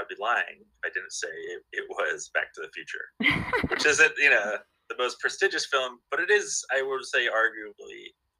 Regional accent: Manhattan Beach, California, United States; I grew up in Manhattan Beach. My dad moved over from the other Manhattan when he was in his 20s, 30s. And they all moved here. He met my mom here. I grew up down in the South Bay.

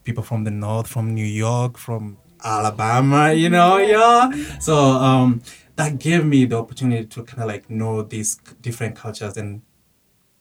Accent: Kenya; now in United States; I was born in Kenya. I moved to the United States in 2010.

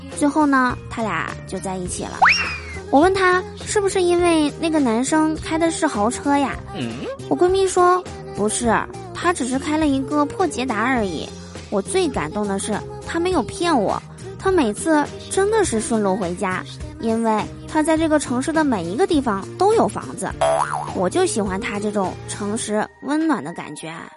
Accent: Northeast China, China; 我们东北这边啊，最近呢是到时候了，早晚啊都特别的凉

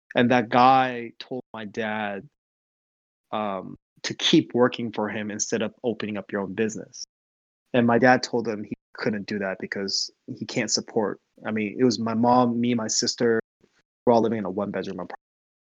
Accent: Seoul, South Korea; moved away; also born or lived in Ohio, United States; Because my mom hated living in Ohio because we came from Seoul, where it's a big city.

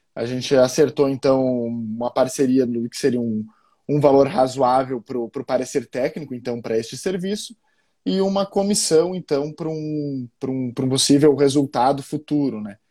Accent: Passo Fundo, Rio Grande do Sul, Brazil; sou gaúcho de Passo Fundo, né, aqui do no frio do no, no sul do está no sul do, do, país

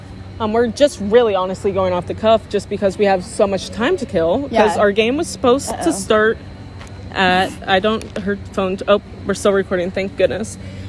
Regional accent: Ohio, United States; us Americans, just because we're from Ohio.

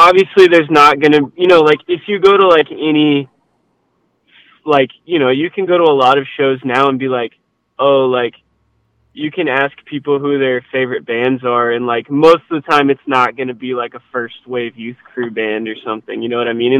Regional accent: Louisiana, United States; but in like I'm originally from Louisiana, so it's like that there.

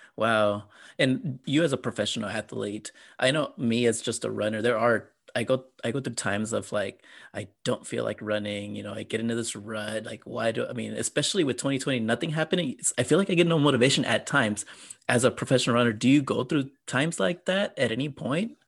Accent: San Antonio, Texas, United States; I'm from San Antonio

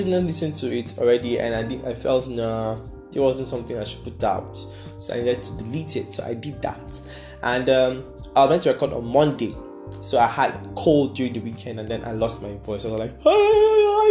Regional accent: Nigeria; I'm managing my life as a Nigerian

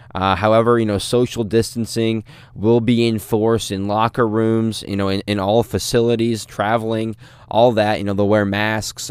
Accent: St. Louis, Missouri, United States; I'm from Saint Louis

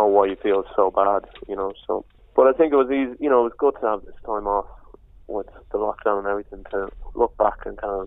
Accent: Madrid, Community of Madrid, Spain; I grew up in Spain, in Madrid

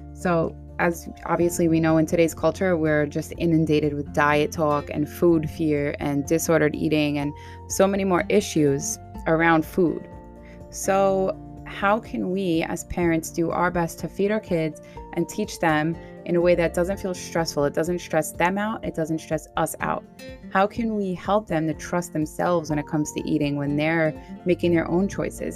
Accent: New York City, New York, United States; accent: Staten Island; my Staten Island accent

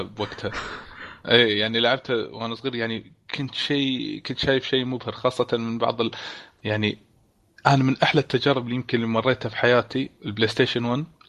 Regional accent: Kuwait; عندنا بالكويت

